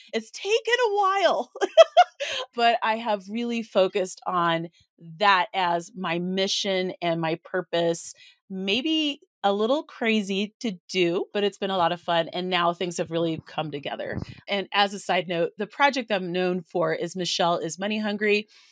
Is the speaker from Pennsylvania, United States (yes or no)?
no; Colorado, United States; I'm from Colorado